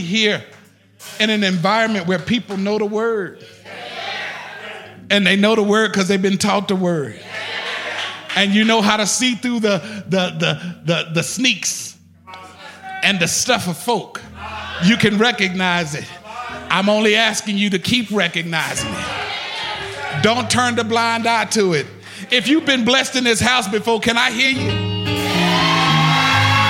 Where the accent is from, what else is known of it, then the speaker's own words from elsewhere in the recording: Austin, Texas, United States; I'm from the South. I'm from Austin, Texas